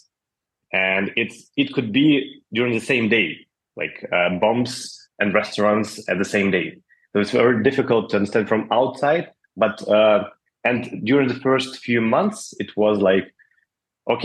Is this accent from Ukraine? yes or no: yes; Ukraine; I'm from Ukraine